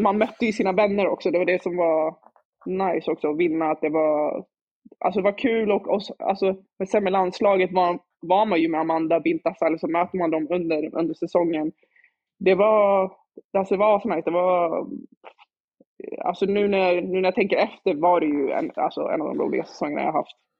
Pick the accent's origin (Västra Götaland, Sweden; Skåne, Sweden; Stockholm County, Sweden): Stockholm County, Sweden; Stockholm; jag växte upp i Dalen med mina barndomskompisar